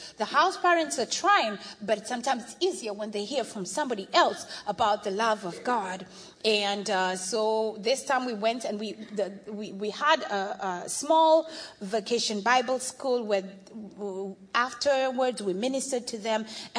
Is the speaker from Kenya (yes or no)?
yes; Kenya; by virtue of the fact that I'm Kenyan